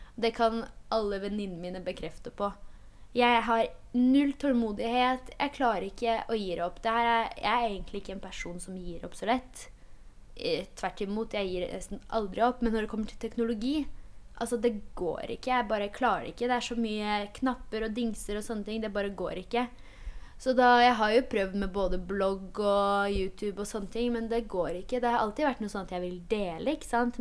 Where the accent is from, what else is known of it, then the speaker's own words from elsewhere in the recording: Hønefoss, Buskerud, Norway; Norwegian is a second language; moved away as an adult; also born or lived in Poland; now in Oslo, Norway; Jeg har jo bodd i Hønefoss siden jeg var ti år. Det var da jeg flytta dit fra Polen.